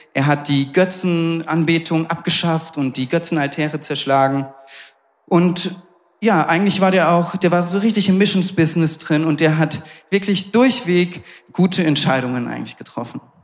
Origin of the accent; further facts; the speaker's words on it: Southern Germany, Germany; moved away; ich komme aus Süddeutschland und immer wenn ich zu Hause bin bei meinen Eltern